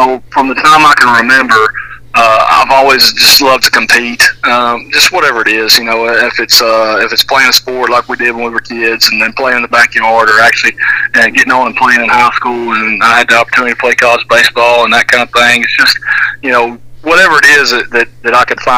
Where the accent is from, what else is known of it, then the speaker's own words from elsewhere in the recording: Tatum, Texas, United States; being an East Texas boy most of my life, I grew up in Tatum.